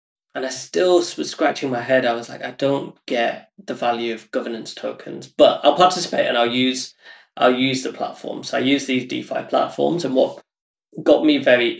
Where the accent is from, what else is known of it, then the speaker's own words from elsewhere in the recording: United Kingdom; I'm like British Indian, and half my family live in India